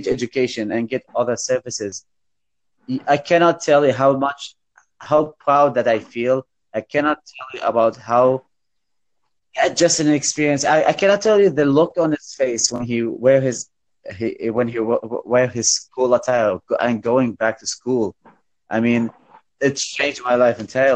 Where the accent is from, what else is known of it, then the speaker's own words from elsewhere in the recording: Baghdad, Baghdad Governorate, Iraq; I'm from Iraq, Baghdad.